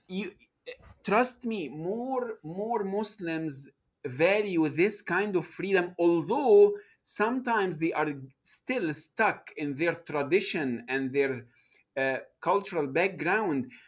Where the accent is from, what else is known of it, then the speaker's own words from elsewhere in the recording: Egypt; moved away as an adult; now in United States; I, uh, was born and raised in Egypt